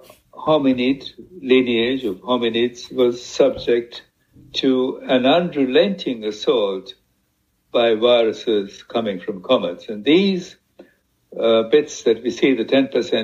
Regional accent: Sri Lanka; my home country, in fact, in Sri Lanka

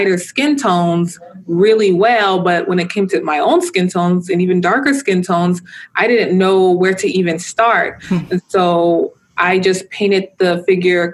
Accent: Los Angeles, California, United States; growing up in South Central Los Angeles

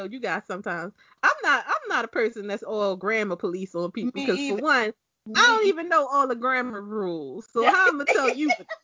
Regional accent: Baltimore, Maryland, United States; I'm from Baltimore.

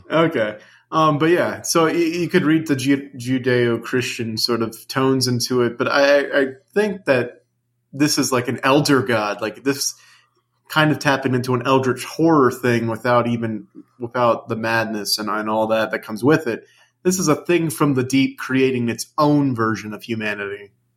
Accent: United States; I'm American

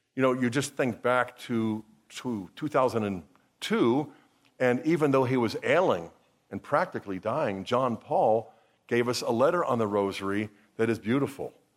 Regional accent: Pittsburgh, Pennsylvania, United States; I grew up here in Pittsburgh

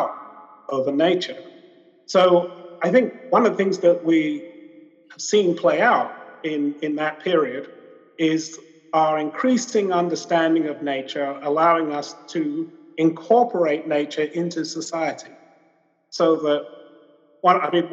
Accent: London, United Kingdom; I was a young child and I grew up in London

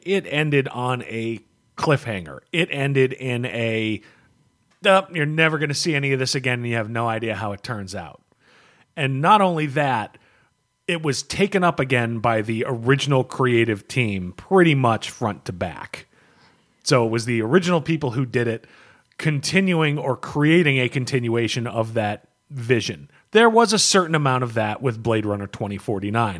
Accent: United States; as an American

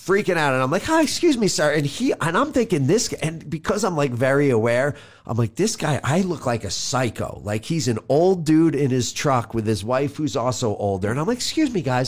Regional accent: New York, United States

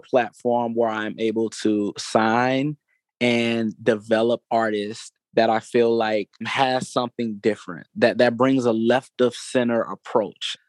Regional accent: Atlanta, Georgia, United States; I am an Atlanta native. That's something that I'm super proud of. Born and raised in Atlanta

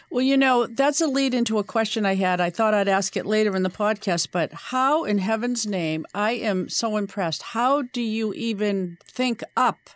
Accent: Boston, Massachusetts, United States; I know you from being a Bostonian and seeing you for many years on TV

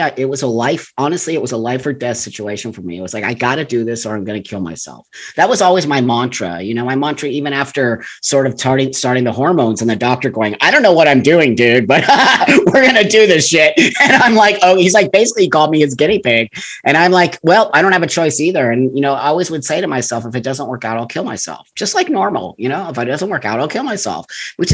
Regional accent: Los Angeles, California, United States; I grew up in the San Fernando Valley. I'm a total native California

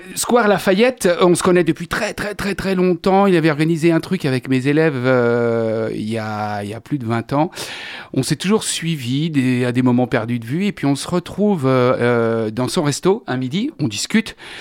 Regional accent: Angers, Pays de la Loire, France; also born or lived in Paris; Je suis un gars d'ici, je suis né à Angers, je connais très bien ma ville

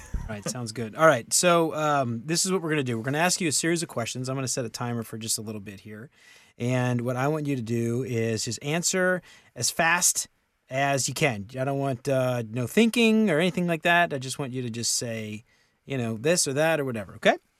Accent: New Orleans, Louisiana, United States; we grew up in New Orleans

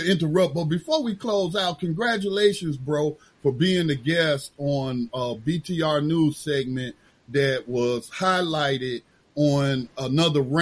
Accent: Gaston County, North Carolina, United States; born there; I wasn't born in Charlotte. I was born in Gaston County, North Carolina, at Gaston Memorial.

